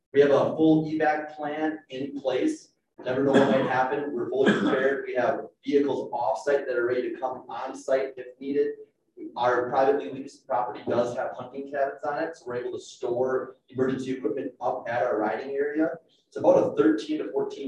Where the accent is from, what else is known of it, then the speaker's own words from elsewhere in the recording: Minnesota, United States; now in Steamboat Springs, United States; I grew up in Minnesota